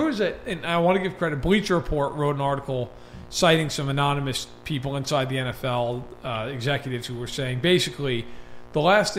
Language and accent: English; New York, United States; I grew up in New York.